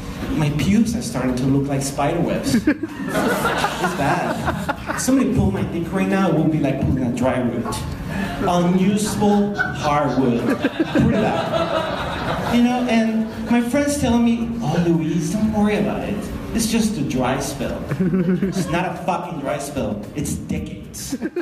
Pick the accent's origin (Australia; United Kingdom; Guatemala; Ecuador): Guatemala; And I'm like, I'm from Guatemala.